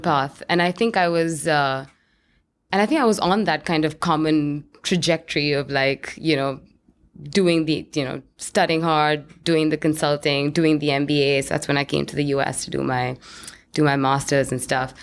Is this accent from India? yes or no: yes; New Delhi, Delhi, India; moved away; I grew up in India, in, in New Delhi, which is the capital